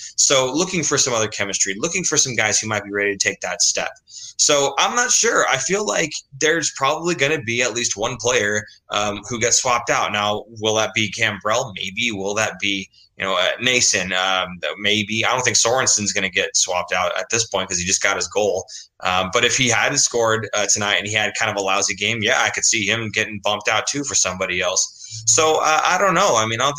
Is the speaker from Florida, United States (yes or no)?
no; California, United States; born there; I was born in the Bay Area.